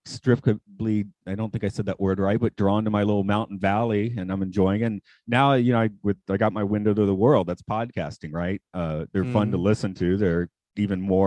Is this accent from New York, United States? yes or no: no; Atlanta, Georgia, United States; moved away as an adult; now in Nagano, Japan; I'm from Atlanta